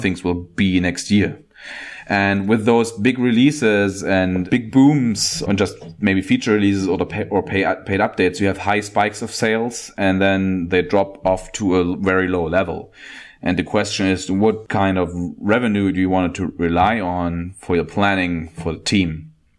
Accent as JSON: {"language": "English", "country": "Germany", "said": "I'm from Germany"}